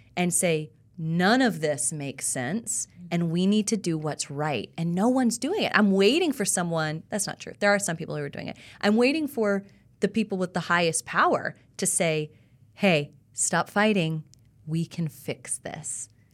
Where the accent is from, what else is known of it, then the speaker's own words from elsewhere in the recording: South Carolina, United States; now in Nashville, United States; I'm from South Carolina